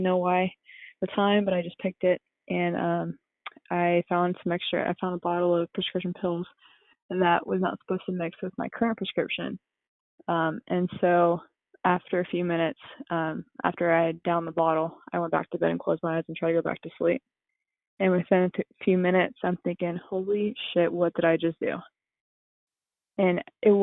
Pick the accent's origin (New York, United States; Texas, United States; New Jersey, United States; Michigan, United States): Texas, United States; New Braunfels; I grew up in New Braunfels, Texas